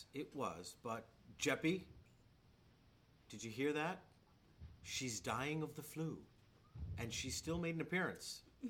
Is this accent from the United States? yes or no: yes; New York, United States; now in Boston, United States; I'm originally from New York, and yet I now live in Boston.